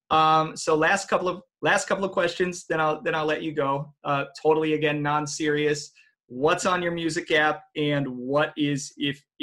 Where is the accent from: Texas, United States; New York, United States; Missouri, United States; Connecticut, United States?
Texas, United States; I grew up in Texas.